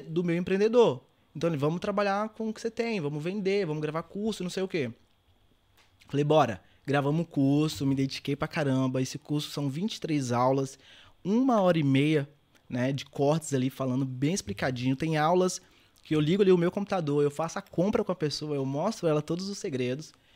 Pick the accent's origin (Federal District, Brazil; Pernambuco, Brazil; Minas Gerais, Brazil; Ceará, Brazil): Minas Gerais, Brazil; Governador Valadares; moved away as an adult; also born or lived in Belo Horizonte / Serra da Estrela, Portugal / Scotland; eu nasci em Belo Horizonte, na capital, fui para Valadares e cresci lá trabalhava, estudava, tudo aquilo